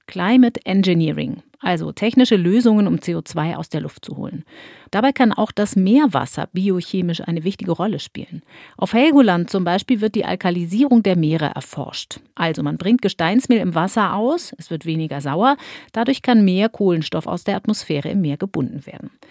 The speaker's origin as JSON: {"language": "German", "country": "Germany", "said": "bei uns in Deutschland"}